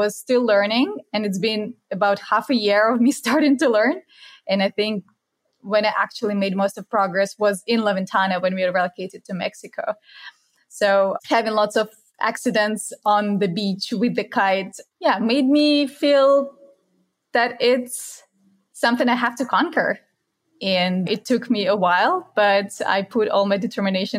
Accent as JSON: {"language": "English", "town": "Kaliningrad", "region": "Kaliningrad Oblast", "country": "Russia", "tie": "born or raised there", "also_born_or_lived": "Malaysia", "moved": "as an adult", "said": "I was born in Kaliningrad. It's a 500,000 people town in the far west of Russia"}